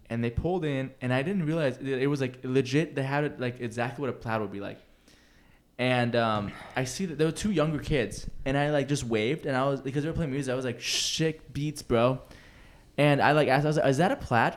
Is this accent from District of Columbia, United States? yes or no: no; Seattle, Washington, United States; moved away; I'm from Seattle, too